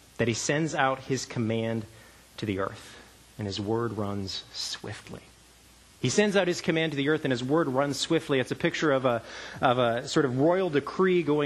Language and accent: English; Canada; moved away; I grew up in Canada